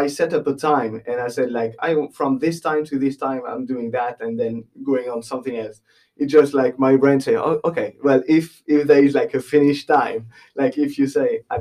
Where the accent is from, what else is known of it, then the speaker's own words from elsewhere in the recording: Les Sables d'Olonne, Pays de la Loire, France; English is a second language; moved away as an adult; also born or lived in Nantes; now in Bray, Ireland; I'm from my hometown is Les Sables d'Olonne